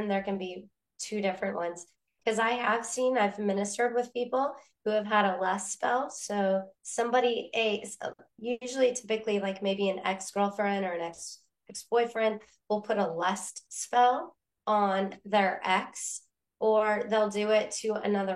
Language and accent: English; Oregon, United States; I grew up in Oregon